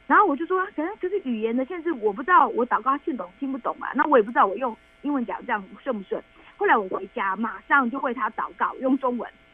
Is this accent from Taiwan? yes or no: yes; Taiwan; 我们是台湾来的志工